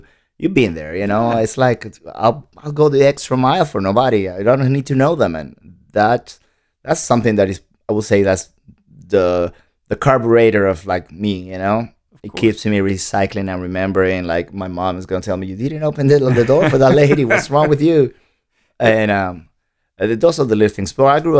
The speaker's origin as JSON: {"language": "English", "town": "Santo Domingo", "region": "Distrito Nacional", "country": "Dominican Republic", "tie": "born or raised there", "lives_now": "United States", "said": "No, I was born in the Dominican Republic, okay. In Santo Domingo. Born and raised pretty much, yeah."}